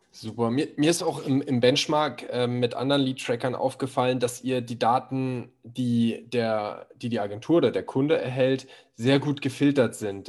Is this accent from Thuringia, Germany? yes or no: no; Berlin, Germany; ich komme aus Berlin